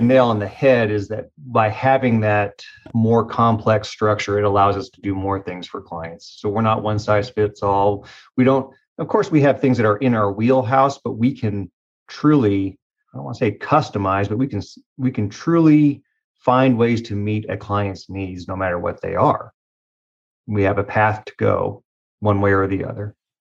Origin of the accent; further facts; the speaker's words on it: Tulsa, Oklahoma, United States; I was raised in Tulsa